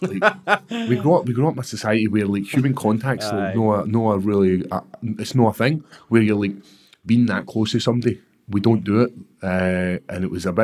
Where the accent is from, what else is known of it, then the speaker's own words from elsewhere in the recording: Airdrie, Scotland, United Kingdom; growing up in Airdrie.